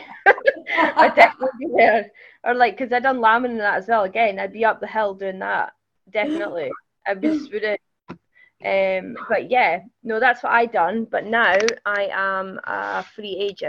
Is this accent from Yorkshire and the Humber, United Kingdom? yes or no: no; Scotland, United Kingdom; I'm Scottish